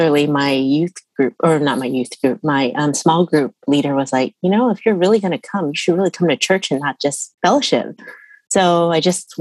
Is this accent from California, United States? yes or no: yes; Bay Area, California, United States; also born or lived in Utah; I grew up here in the Bay Area. I was born in Utah, actually, but I moved here when I was a month old.